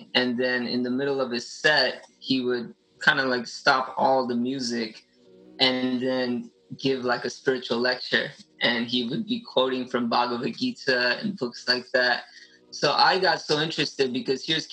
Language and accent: English; Los Angeles, California, United States; I'm born and raised in Los Angeles, Orange County area my whole life